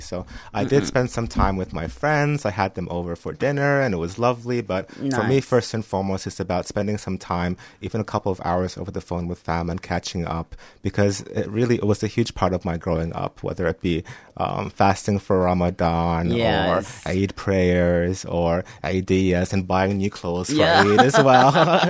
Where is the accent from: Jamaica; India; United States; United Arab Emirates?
United Arab Emirates; Abu Dhabi; also born or lived in New Zealand; now in Melbourne, Australia; So I grew up between Abu Dhabi and New Zealand. So I spent the majority of my childhood in the UAE. And it is, of course, an Islamic country.